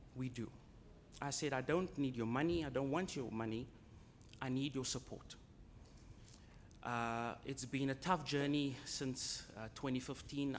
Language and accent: English; Cape Town, Western Cape, South Africa; I'm from Cape Town.